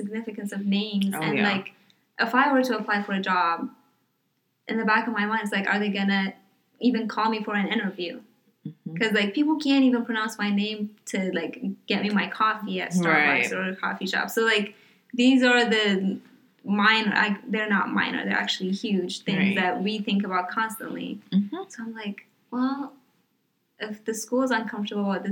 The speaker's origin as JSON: {"language": "English", "town": "Greenfield", "region": "Indiana", "country": "United States", "said": "I'm from Greenfield"}